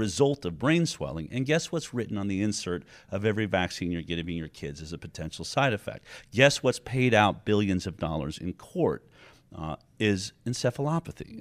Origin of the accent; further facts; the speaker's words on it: California, United States; I come from California, where we've lost our right to choose